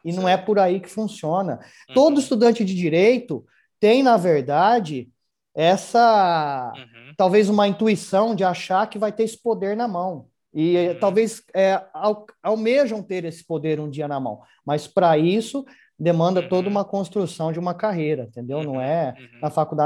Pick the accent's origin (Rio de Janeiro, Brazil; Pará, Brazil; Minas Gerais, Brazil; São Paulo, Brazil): São Paulo, Brazil; Ribeirão Preto; eu sou natural de Ribeirão Preto